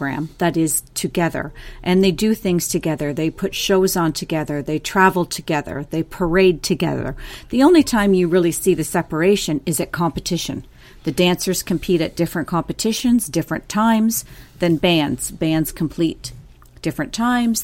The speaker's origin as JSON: {"language": "English", "town": "Fergus", "region": "Ontario", "country": "Canada", "tie": "born or raised there", "said": "I grew up in Fergus, Ontario, which is very synonymous with Highland Games."}